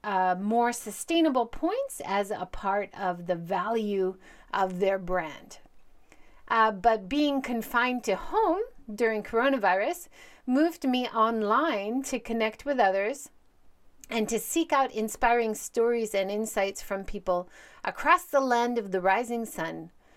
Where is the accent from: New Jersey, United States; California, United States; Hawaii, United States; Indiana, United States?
Hawaii, United States; moved away as an adult; also born or lived in Hiroshima, Japan; now in Japan; I'm originally from Hawaii. I grew up there, but I've lived and worked in Japan for over twenty-seven years